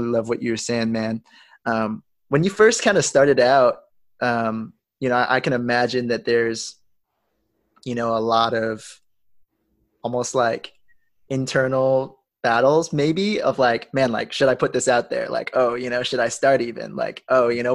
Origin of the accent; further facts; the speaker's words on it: United States; growing up, like, you know, being born in America, me being American, being Asian